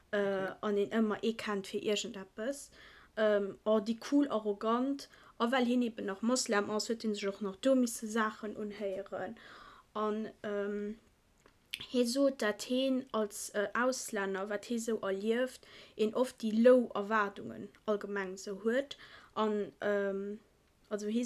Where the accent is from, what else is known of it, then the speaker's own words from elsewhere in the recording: Iran; Ein Kollege von mir, ich bin äh, Iraner, und...